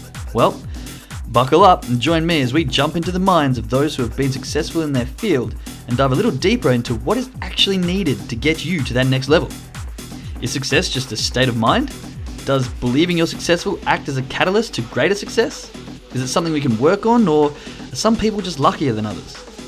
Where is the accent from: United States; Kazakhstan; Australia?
Australia; Perth, Western Australia; especially for those of you that know what it's like growing up in Perth. We do like a good beer and a good party.